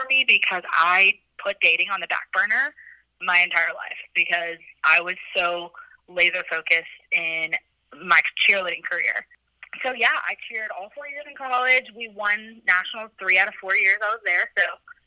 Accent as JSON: {"language": "English", "region": "South Carolina", "country": "United States", "tie": "born or raised there", "also_born_or_lived": "Louisville, Kentucky", "moved": "as an adult", "said": "I actually grew up in South Carolina, lived there my whole life, went to high school"}